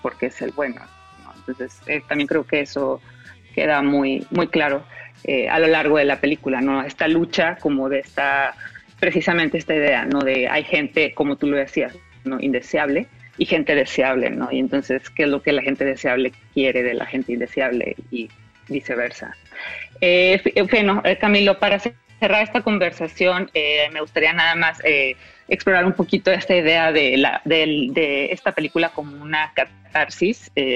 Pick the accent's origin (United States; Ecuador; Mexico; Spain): Mexico; yo como mexicana